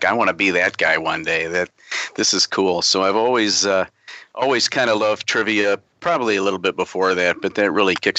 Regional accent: Illinois, United States; First of all, I'm from Illinois, north of Chicago, kind of dead between Chicago and Milwaukee.

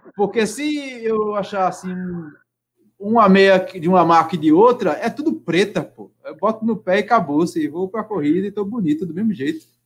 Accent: Minas Gerais, Brazil; Eu sou mineiro

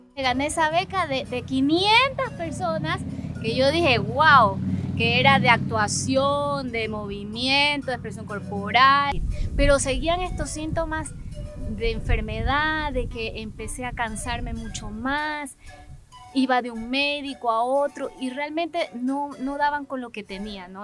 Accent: Ecuador; Soy ecuatoriana, efectivamente, de, familia ecuatoriana, humilde, sencilla, sensible

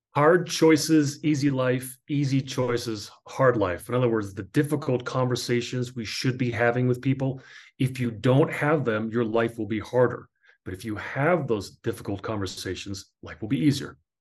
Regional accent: New Jersey, United States; I grew up in New Jersey in a melting pot

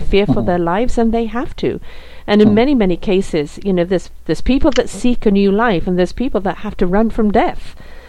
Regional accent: North West England, United Kingdom; also born or lived in South Africa; now in Canada; I'm British born, actually around the corner from you. I'm Lancashire lass.

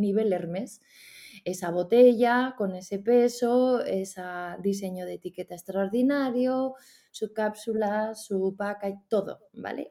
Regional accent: Spain; qué tenemos en España

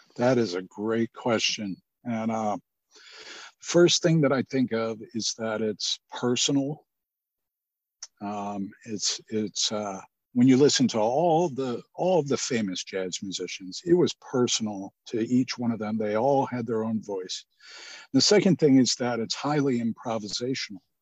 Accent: Cleveland, Ohio, United States; I grew up in Cleveland, and we had a really good on the west side of Cleveland

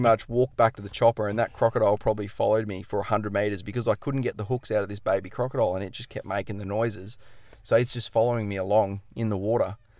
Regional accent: Noosa, Queensland, Australia; moved away; I'm pretty much from the east coast of Australia, so from Noosa, right, we're in Queensland, pretty much grew up

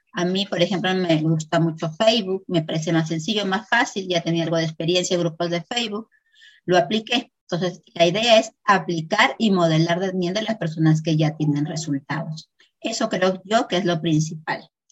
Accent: Peru; Soy de Perú

